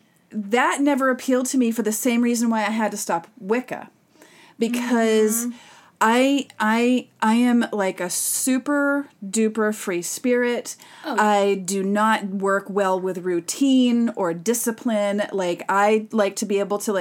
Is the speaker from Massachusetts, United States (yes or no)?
yes; Massachusetts, United States; growing up in Massachusetts